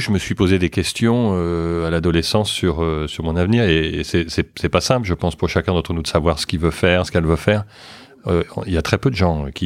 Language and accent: French; France; born there; also born or lived in Luxembourg / New York / Boston / London; Euh, j'ai vécu, euh, je suis né en France, mais euh, j'ai vécu au Luxembourg, à New York, à Boston, à Londres, et puis maintenant de retour à, Paris.